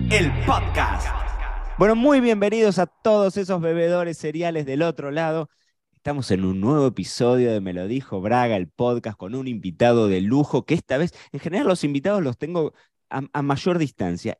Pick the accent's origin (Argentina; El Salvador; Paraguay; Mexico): Argentina; nosotros como argentinos